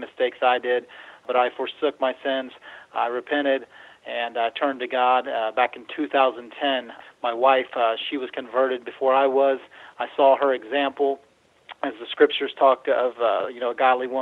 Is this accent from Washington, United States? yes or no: no; Cincinnati, Ohio, United States; I'm from Cincinnati, Ohio